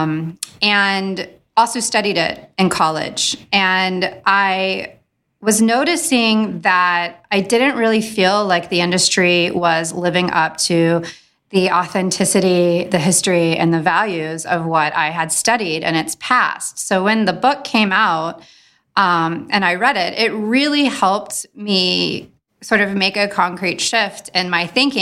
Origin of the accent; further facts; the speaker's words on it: Midwest, United States; also born or lived in London; up in the good old Midwest in the 90s